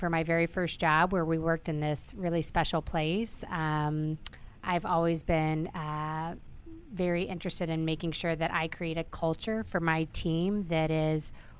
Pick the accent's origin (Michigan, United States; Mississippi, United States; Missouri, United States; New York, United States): Missouri, United States; moved away; I'm originally from Missouri. I grew up on a farm in the middle of Missouri with four brothers, a sister. My dad had corn, soybean, cows. We had a couple of every animal. We called it Noah's Ark.